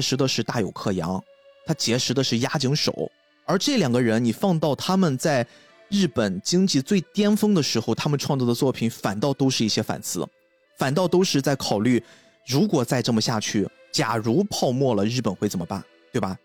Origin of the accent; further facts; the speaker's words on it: China; 我们中国人很熟悉的